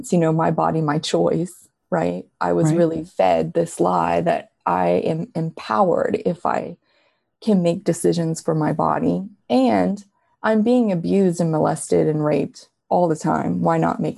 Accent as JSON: {"language": "English", "town": "Quebec City", "region": "Quebec", "country": "Canada", "said": "I'm from Quebec City, Canada"}